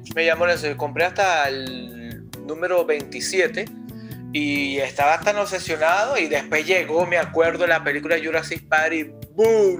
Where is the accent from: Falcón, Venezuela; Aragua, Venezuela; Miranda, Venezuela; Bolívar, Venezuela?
Bolívar, Venezuela; Puerto Ordaz; en Puerto Ordaz, de donde eh, originalmente soy yo, de Puerto Ordaz, Estado Bolívar, Venezuela